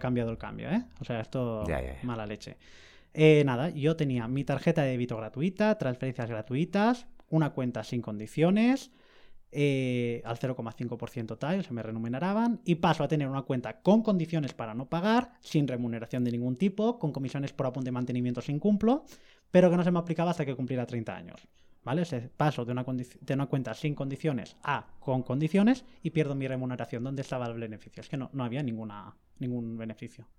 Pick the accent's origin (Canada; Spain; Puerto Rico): Spain; Alicante, Valencian Community; yo soy de Alicante